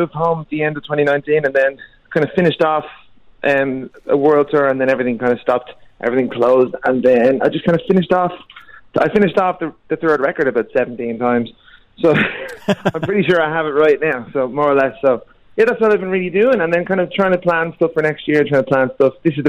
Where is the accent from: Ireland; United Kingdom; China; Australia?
Ireland; Dublin, Leinster; growing up in Dublin as well, growing up and playing in pubs really helps